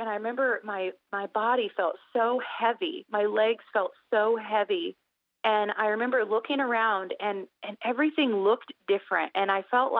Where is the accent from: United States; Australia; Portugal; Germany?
United States; Indiana; I'm from Indiana